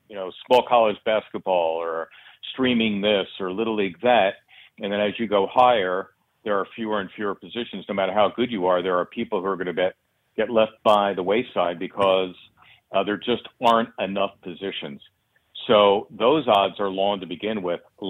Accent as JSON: {"language": "English", "town": "Philadelphia", "region": "Pennsylvania", "country": "United States", "tie": "born or raised there", "said": "a modest household in which I grew up in Northeast Philly"}